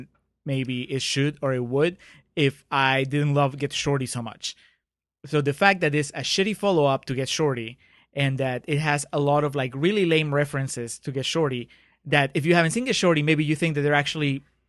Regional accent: Brooklyn, New York, United States; Do you dance? I'm from Brooklyn. That's it.

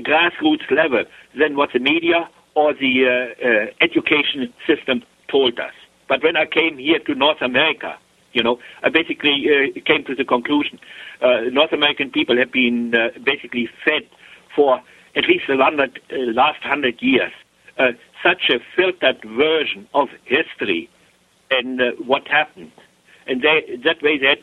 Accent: Germany; moved away as an adult; now in Canada; I was born, I grew up over there in Germany.

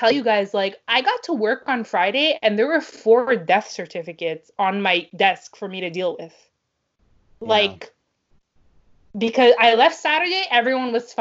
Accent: Canada; now in Montreal, Canada; as a Canadian

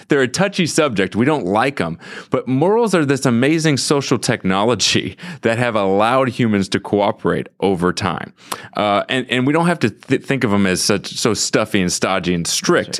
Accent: St. Louis, Missouri, United States; I grew up in Saint Louis

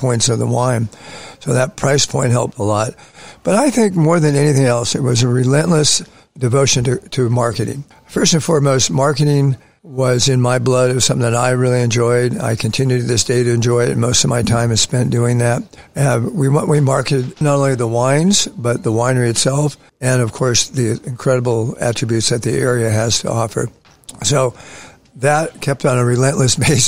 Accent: San Francisco, California, United States; moved away as an adult; also born or lived in Los Angeles; where I grew up in San Francisco

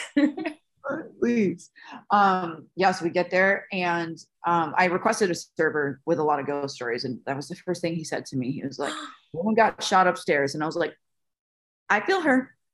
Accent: Las Vegas, Nevada, United States; I was born and raised in Las Vegas

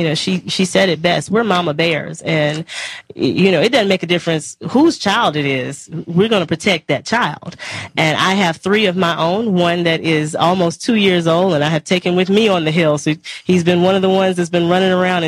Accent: Mississippi Delta, United States; I'm from the South. I'm a Mississippi Delta girl, and I come from one of the poorest states in the union

